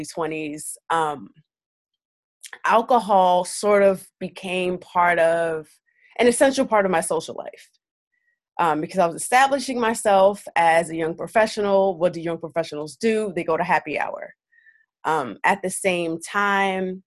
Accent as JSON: {"language": "English", "town": "New York City", "region": "New York", "country": "United States", "said": "I'm from Brooklyn"}